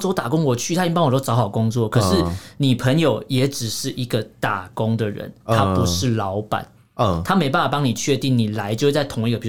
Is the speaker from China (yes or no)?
no; Taiwan; 我们台湾人